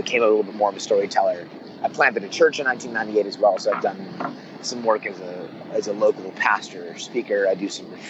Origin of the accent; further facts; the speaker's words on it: Oakland, California, United States; born and raised in the San Francisco Bay Area, east part of the Bay Area, the Oakland side of the water